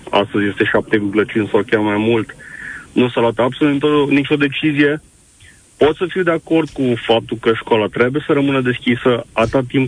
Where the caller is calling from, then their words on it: Timișoara, Timiș County, Romania; Bună ziua! Sunt din Timișoara.